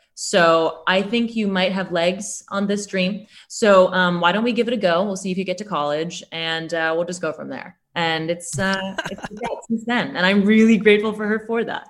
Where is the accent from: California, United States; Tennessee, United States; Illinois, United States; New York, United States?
New York, United States; now in Chicago, United States; I am from New York